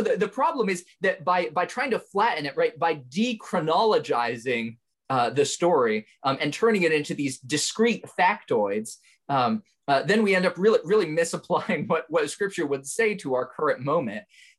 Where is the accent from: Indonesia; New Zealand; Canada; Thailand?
Indonesia; moved away as an adult; now in United States; I was born in the United States, but I actually grew up overseas in Indonesia. My family moved there when I was 3, and then I came back to the States when I was 18 for college.